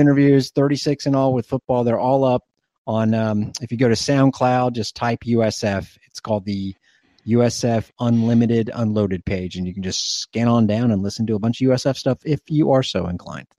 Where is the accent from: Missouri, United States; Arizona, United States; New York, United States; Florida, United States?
Florida, United States; Plant City; my best friend growing up in Plant City